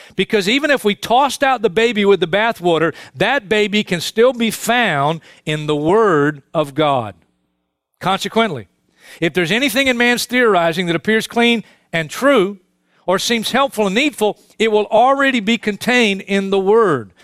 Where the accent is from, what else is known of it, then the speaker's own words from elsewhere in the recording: New York City, New York, United States; I was born and raised in Brooklyn